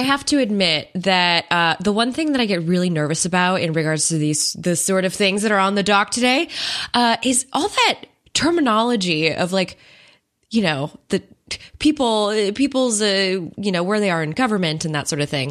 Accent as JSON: {"language": "English", "country": "United States", "said": "as an American citizen"}